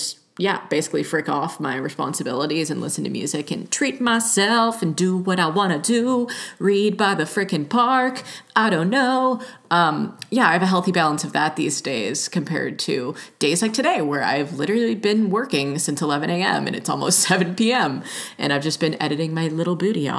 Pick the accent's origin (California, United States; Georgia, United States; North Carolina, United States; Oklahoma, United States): Georgia, United States; moved away as an adult; also born or lived in Los Angeles; now in Oregon, United States; growing up in Georgia